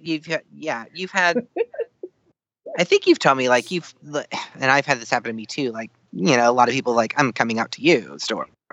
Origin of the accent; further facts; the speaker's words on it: the South, United States; growing up in the South